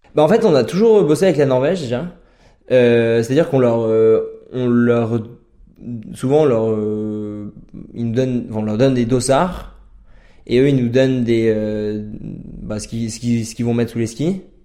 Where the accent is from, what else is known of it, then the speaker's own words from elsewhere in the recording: Chartreuse, near Grenoble, Auvergne-Rhône-Alpes, France; moved away as an adult; now in Norway; j'ai grandi en Chartreuse, à côté de Grenoble